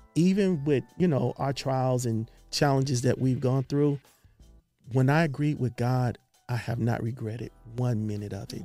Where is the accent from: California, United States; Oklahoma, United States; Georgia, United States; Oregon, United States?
California, United States; Los Angeles; We're from Los Angeles, California.